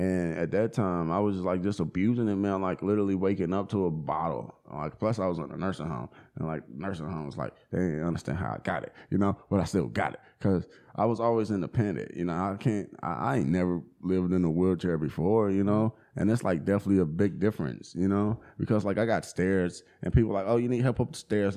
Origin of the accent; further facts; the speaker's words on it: Charlotte, North Carolina, United States; now in Asheville, United States; I grew up in Charlotte, homie. Grew up in Charlotte on the north side